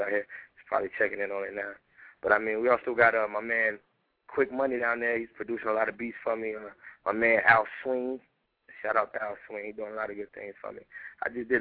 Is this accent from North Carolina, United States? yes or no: yes; North Carolina, United States; now in Atlanta, United States; I'm from North Carolina